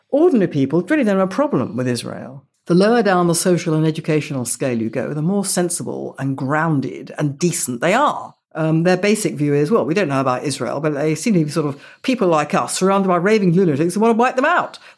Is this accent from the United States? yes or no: no; United Kingdom; all this great change in my view of myself as a British Jew was taking place 2000, 2001, 2002, that kind of area.